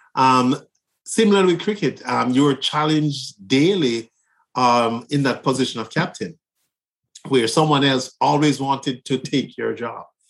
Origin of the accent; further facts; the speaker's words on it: Kingston, Jamaica; moved away as an adult; now in United States; I'm from Kingston, Jamaica. I grew up in on the Highlands.